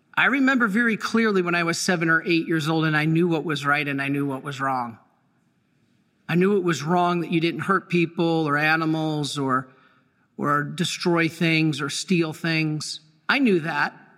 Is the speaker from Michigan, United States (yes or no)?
yes; Dearborn, Michigan, United States; I was born in Dearborn, Michigan